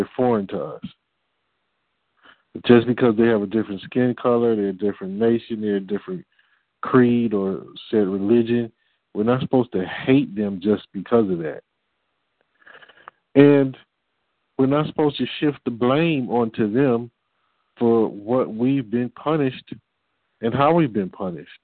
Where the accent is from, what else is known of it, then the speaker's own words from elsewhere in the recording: Detroit, Michigan, United States; I'm from Detroit